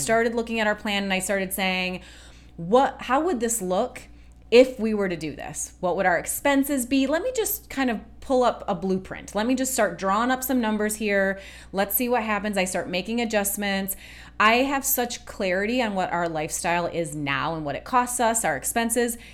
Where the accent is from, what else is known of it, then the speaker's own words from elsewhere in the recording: Michigan, United States; We grew up in Michigan, where you're going to lakes all the time